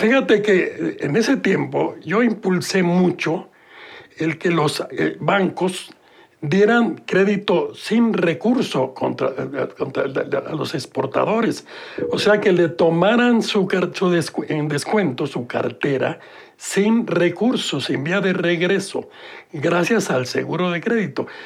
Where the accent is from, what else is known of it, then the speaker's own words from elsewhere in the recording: Mexico City, Mexico; Eh, nací en la Ciudad de México